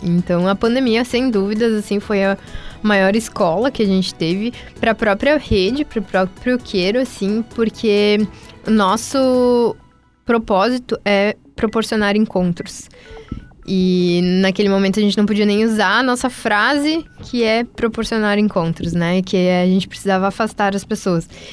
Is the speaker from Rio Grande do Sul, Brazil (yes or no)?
yes; Teutônia, Rio Grande do Sul, Brazil; moved away as an adult; now in Santa Maria, Brazil; eu sou de Teutônia e eu vim para Santa Maria para trazer o Quero Café para cá